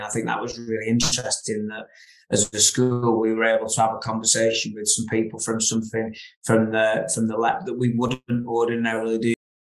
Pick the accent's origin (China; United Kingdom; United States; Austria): United Kingdom; Ribble Valley, Lancashire, North West England; having grown up sort of in the River Valley for most of my life